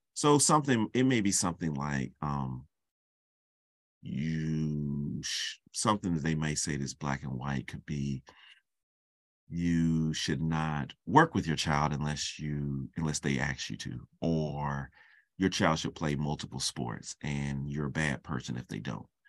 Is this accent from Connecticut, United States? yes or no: no; Charlotte, North Carolina, United States; moved away; I'm from Charlotte, North Carolina